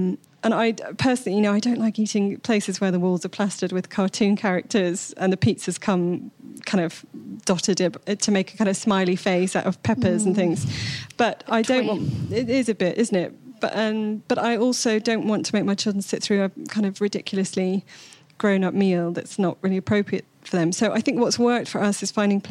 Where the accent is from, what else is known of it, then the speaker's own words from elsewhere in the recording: Bath, South West England, United Kingdom; my hometown of Bath